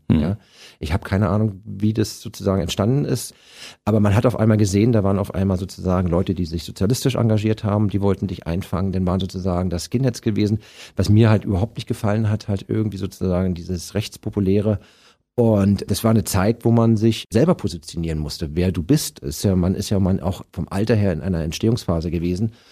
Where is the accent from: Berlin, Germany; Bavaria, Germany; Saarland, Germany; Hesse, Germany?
Berlin, Germany; Du bist genau wie ich Ostkind. Ich bin ja 1966